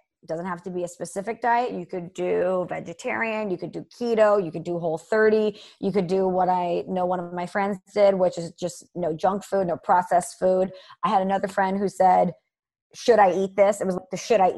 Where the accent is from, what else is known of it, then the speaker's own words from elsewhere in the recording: St. Louis, Missouri, United States; the Red Lobster near my hometown